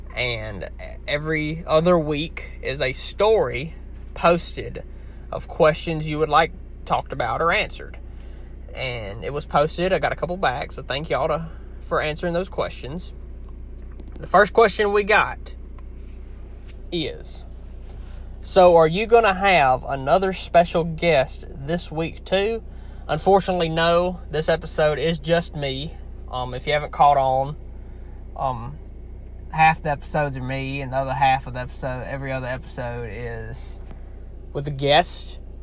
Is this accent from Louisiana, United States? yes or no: yes; Louisiana, United States; accent: heavy Southern; I know that I have a heavy, somewhat heavy Southern accent. I know it. It's normal to me, but I know I do. Um, a lot of people wanna when I went to the North, northern United States. Um, a lot of people have a hard time understanding me because it's like I'm from another country to them. Louisiana kind of is a different country